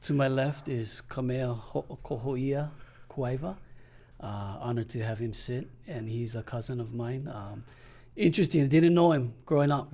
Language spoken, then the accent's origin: English; Denver, Colorado, United States; moved away as an adult; also born or lived in South Kona, Hawaii; now in Hawaii, United States; all of my school, everything. From Denver